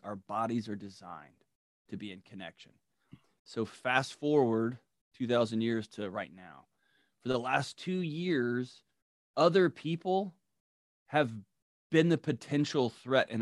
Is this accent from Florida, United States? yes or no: no; Texas, United States; now in Nashville, United States; I'm from Texas